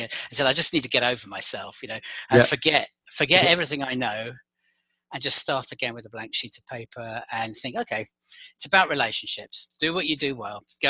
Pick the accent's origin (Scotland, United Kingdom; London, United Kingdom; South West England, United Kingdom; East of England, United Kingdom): London, United Kingdom; moved away as an adult; also born or lived in Paris / Madrid / Geneva / San Francisco; now in Boston, United States; I'm based in Boston, but as you can probably tell from my accent, I'm not from Boston. I'm originally from London